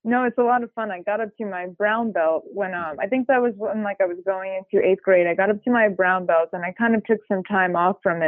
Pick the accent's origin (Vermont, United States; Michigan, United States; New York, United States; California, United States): New York, United States; Long Island; I grew up in Long Island, New York, and I grew up in a very musical household.